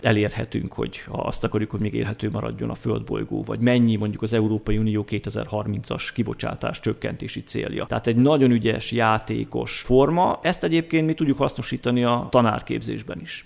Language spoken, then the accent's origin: Hungarian; Tiszaföldvár, Jász-Nagykun-Szolnok, Hungary; moved away as an adult; also born or lived in Debrecen; now in Eger, Hungary; alföldi gyerek vagyok, tehát Szolnoktól délre Tiszaföldváron születtem.